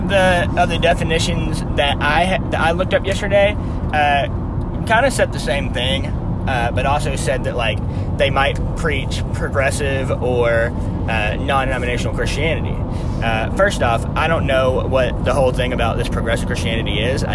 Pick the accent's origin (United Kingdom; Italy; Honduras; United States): United States; Birmingham, Alabama; we currently reside and were raised in Birmingham and Greater Birmingham, Alabama